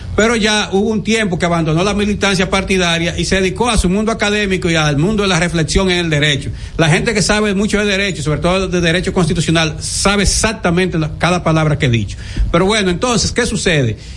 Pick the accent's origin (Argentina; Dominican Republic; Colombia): Dominican Republic; como dominicano